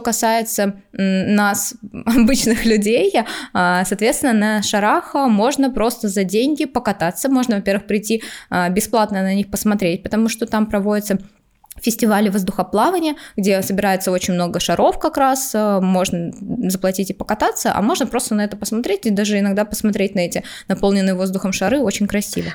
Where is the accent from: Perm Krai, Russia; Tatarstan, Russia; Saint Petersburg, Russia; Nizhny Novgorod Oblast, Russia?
Saint Petersburg, Russia; я из Питера, у нас очень близко Финляндия